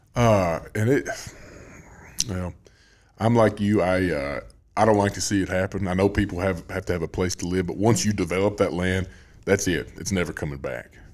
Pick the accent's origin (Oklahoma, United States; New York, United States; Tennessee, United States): Tennessee, United States; Greenbrier; I grew up in Greenbrier